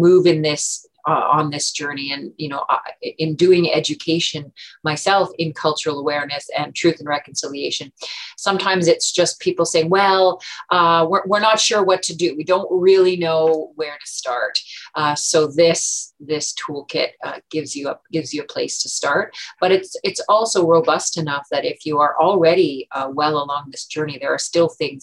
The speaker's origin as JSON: {"language": "English", "area": "Omushkego", "region": "northeastern Ontario", "country": "Canada", "moved": "yes", "lives_now": "Ottawa, Canada", "said": "I am originally from Omishkego, which is northeastern Ontario, Treaty 9 territory"}